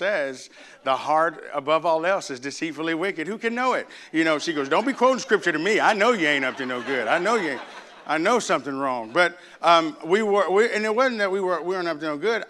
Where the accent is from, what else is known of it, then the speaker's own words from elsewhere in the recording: Arkansas, United States; moved away; I grew up in Arkansas